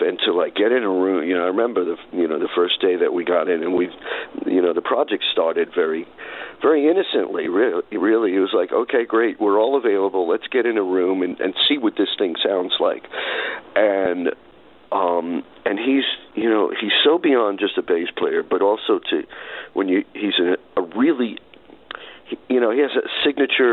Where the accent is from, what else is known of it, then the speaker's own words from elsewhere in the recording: New York City, New York, United States; also born or lived in Brooklyn; I was born in Brooklyn, but I grew up in Far Rockaway